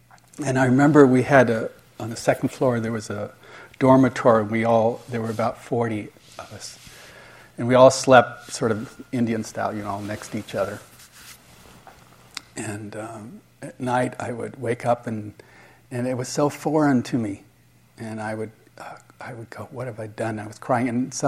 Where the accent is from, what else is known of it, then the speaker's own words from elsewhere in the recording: Switzerland; I told my parents were divorced, and I grew up in Switzerland